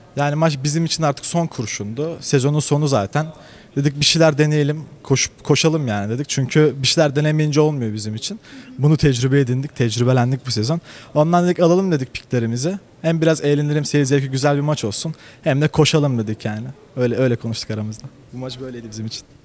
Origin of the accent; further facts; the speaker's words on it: Bursa, Turkey; ben Bursalıyım